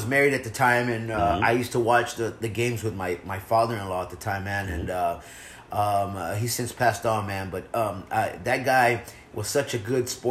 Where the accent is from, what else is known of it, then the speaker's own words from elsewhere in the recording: Houston, Texas, United States; moved away as an adult; now in Los Angeles, United States; I'm not from out here. I go, I'm actually from Texas. I grew up in Houston.